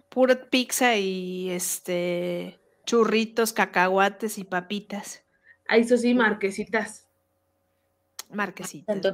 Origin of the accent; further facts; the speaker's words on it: Guadalajara, Jalisco, Mexico; yo soy de Guadalajara